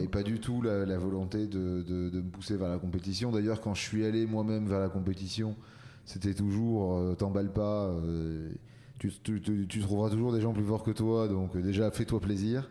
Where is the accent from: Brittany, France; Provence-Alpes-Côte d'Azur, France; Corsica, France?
Provence-Alpes-Côte d'Azur, France; near Marseille; moved away as an adult; now in Paris, France; je suis né à Paris, mais j'ai grandi dans le sud de la France, euh, à côté de Marseille.